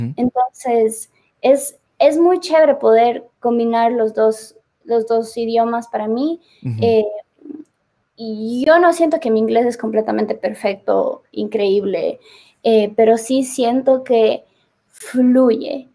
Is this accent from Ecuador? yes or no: yes; Ecuador; moved away; yo soy de Ecuador y extrañaba mi país